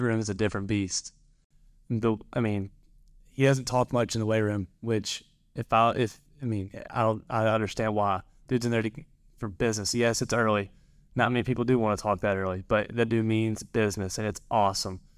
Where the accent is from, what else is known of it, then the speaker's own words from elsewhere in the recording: Madisonville, Kentucky, United States; moved away as an adult; also born or lived in Mount Carmel, Illinois; I'm from Madisonville, Kentucky. Uh, very small, not, uh, it's fairly small town, small area, I'd say. I went to Madisonville, North Hopkins High School